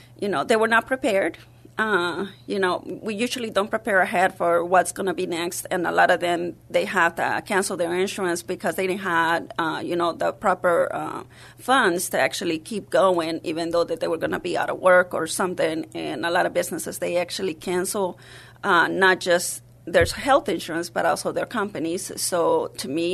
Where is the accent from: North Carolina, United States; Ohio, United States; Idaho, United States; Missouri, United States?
North Carolina, United States; English is a second language; moved away as an adult; also born or lived in Mexico; now in San Antonio, United States; I'm from Mexico, but was raised in North Carolina